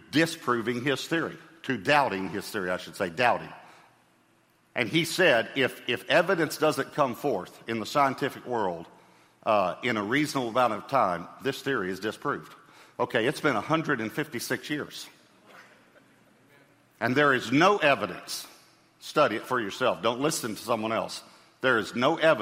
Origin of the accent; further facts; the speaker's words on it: East Texas, United States; I grew up in East Texas